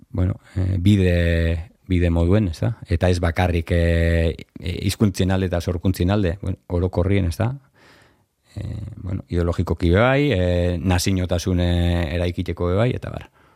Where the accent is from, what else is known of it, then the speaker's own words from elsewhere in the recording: Durango, Basque Country, Spain; hemen ondoko beste bloke baten bizi ginen